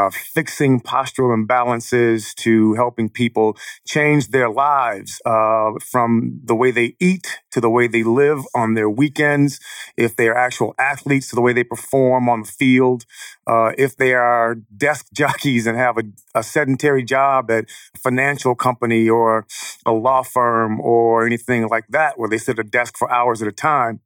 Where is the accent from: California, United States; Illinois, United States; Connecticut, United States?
Illinois, United States; Chicago; I'm from Chicago, born and raised.